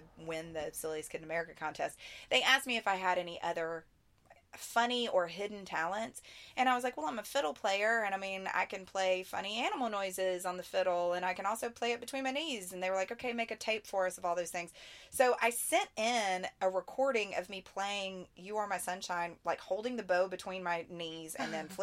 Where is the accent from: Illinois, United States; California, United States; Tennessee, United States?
Tennessee, United States; right outside of Nashville; since I'm a Southern girl, I grew up here right outside of Nashville